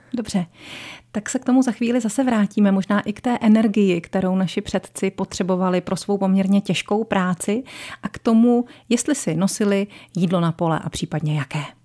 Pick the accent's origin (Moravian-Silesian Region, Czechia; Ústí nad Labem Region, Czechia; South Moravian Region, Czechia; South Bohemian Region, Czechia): South Bohemian Region, Czechia; Strakonice area; na Strakonicku, odkud pocházím já